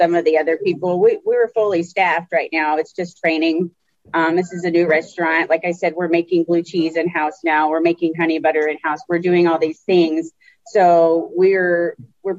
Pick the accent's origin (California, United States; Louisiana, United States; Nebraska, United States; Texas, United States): Texas, United States; I'm from Texas